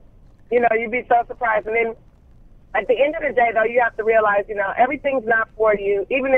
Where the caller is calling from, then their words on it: Los Angeles, California, United States; I'm in Los Angeles, darling.